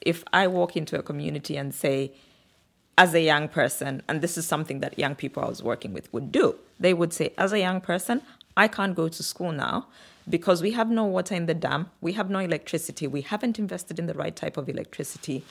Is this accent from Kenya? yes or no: no; Kitwe, Copperbelt Province, Zambia; also born or lived in Samfya / Luanshya / Lusaka; we moved to a slightly bigger town called Kitwe in the Copper Belt region of Zambia